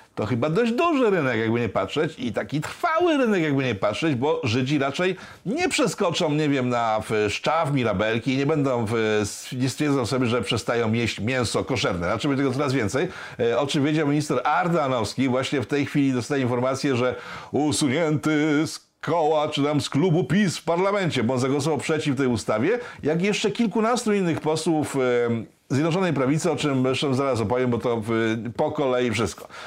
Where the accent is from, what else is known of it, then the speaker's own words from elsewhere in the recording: Łódź, Łódź Voivodeship, Poland; Jestem prostym chłopakiem z Łodzi